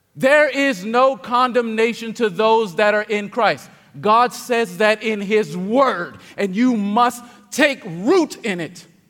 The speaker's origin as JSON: {"language": "English", "area": "King George County", "region": "Virginia", "country": "United States", "tie": "born or raised there", "moved": "yes", "said": "Growing up in King George County, Virginia, I did not I absolutely did not enjoy anything about religion"}